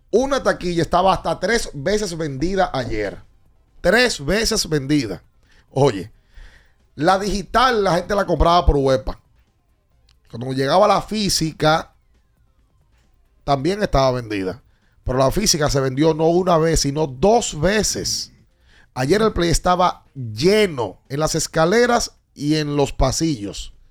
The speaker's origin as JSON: {"language": "Spanish", "country": "Dominican Republic", "said": "Como típico dominicano, todo el mundo sabe por qué, aunque no sepa, y cómo, aunque no sepa."}